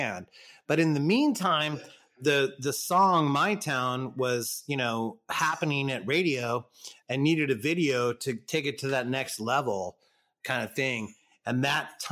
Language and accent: English; Southern California, United States; we're from Southern California. We're, you know, San Diego ska band